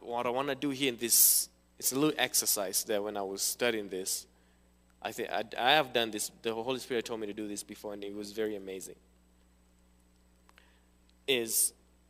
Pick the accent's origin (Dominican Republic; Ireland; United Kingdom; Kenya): Kenya; moved away; also born or lived in Cincinnati; I'm from Kenya.